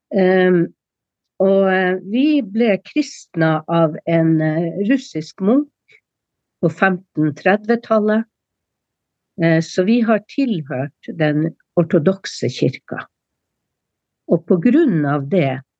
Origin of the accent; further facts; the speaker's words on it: Sør-Varanger, Finnmark, Norway; fornorskningspolitikken med dens tiltak var sterkest i Sør-Varanger, altså i min okay. kommune